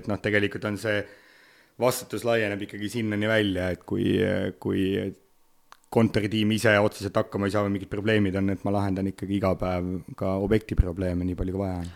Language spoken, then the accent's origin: Estonian; Otepää, Valga County, Estonia; now in Tallinn, Estonia; kui ma olen siin Tallinnas, siis ma olen tallinlane, kui ma olen Otepääl